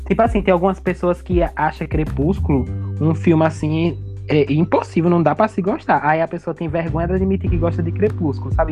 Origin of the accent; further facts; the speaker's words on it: Juazeiro, Bahia, Brazil; A gente aqui vive no Nordeste, né? Nós somos da Bahia, da região norte da Bahia, Juazeiro, Bahia